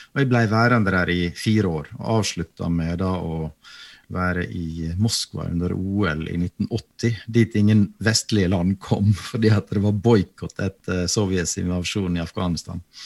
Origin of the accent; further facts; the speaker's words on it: Sykkylven, Møre og Romsdal, Norway; moved away; Hjemme i Sykkylven så hadde, hadde, vi en prest